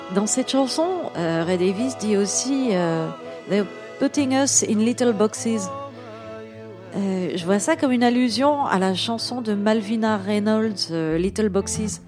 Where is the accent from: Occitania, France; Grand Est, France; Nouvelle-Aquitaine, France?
Grand Est, France; Moselle; Je proclame juste être une plouque de la Moselle